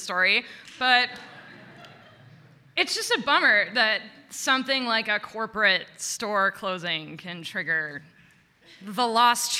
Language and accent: English; Watertown, Wisconsin, United States; I'm from Watertown, which is exactly the middle of Milwaukee and Madison. So in Watertown, you were either a Milwaukee family or a Madison family